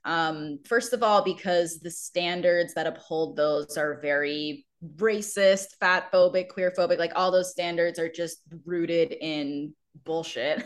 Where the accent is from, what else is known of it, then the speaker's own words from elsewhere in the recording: Maryland, United States; moved away; I grew up around Maryland